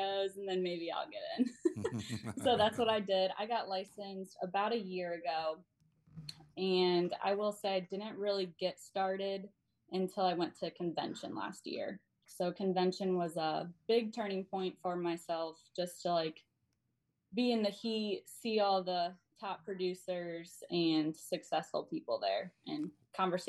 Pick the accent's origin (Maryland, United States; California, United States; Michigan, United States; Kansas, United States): Michigan, United States; I am from Michigan